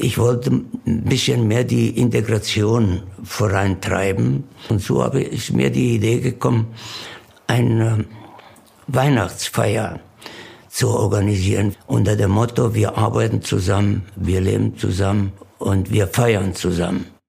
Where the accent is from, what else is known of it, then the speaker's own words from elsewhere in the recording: Alberobello, Apulia, Italy; German is a second language; moved away as an adult; now in Bokensdorf, Germany; 18.10.37 geboren in Alberobello, Süditalien und äh, bin hier nach Deutschland, nach Burgensdorf gekommen, 1958 als Landarbeiter.